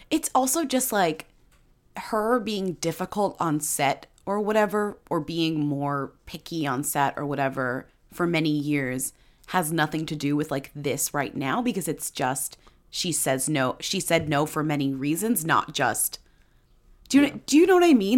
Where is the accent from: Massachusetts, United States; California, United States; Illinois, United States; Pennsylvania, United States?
Massachusetts, United States; Newton; I'm from Newton, Massachusetts